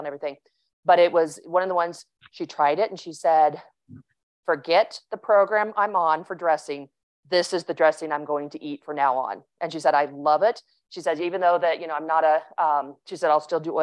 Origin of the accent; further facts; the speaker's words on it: Kansas, United States; I grew up in Kansas